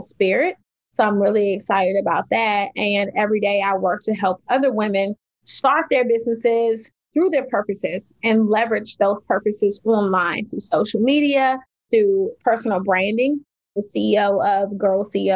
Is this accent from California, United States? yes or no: no; Washington, District of Columbia, United States; I grew up in Washington, D.C., in the projects of Washington, D.C., in the inner city.